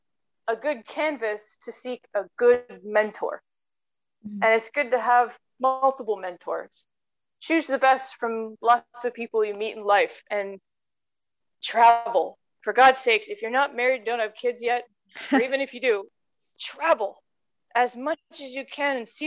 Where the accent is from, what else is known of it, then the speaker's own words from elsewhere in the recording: United States; being an American